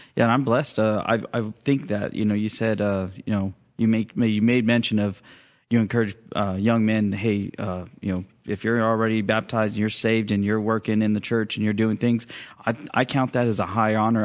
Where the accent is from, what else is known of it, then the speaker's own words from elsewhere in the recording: Fresno, California, United States; I was, uh, born and raised in Fresno